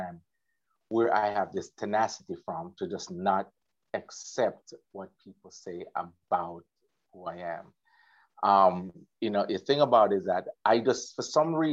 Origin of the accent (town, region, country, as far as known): Water Lane, Clarendon, Jamaica; born or raised there; also born or lived in Kingston, Jamaica